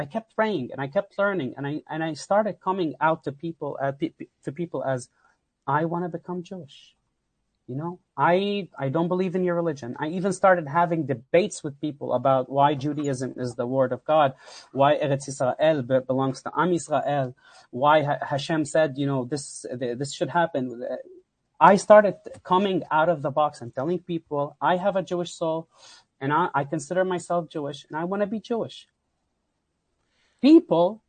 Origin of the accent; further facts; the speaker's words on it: Lebanon; also born or lived in Houston, Texas / Katy, Texas; now in United States; I came from Lebanon